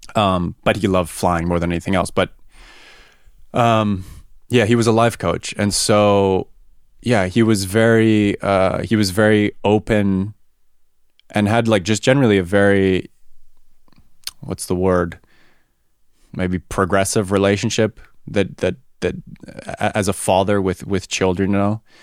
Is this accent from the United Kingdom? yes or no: no; Vancouver Island, British Columbia, Canada; moved away as an adult; now in Germany; I grew up on Vancouver Island, Canada